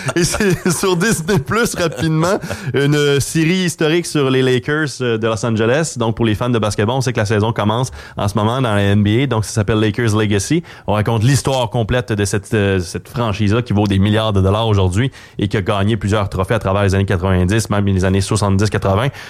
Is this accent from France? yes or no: no; Montreal, Quebec, Canada; quand j'étais jeune, à Montréal